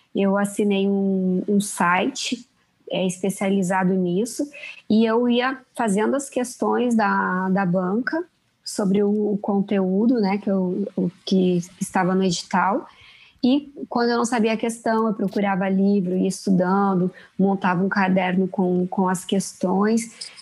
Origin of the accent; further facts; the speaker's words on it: Erechim, Rio Grande do Sul, Brazil; moved away as an adult; also born or lived in São Paulo / Milan, Italy; now in Rio de Janeiro, Brazil; Erechim é, foi a cidade onde eu cresci, é uma cidade pequena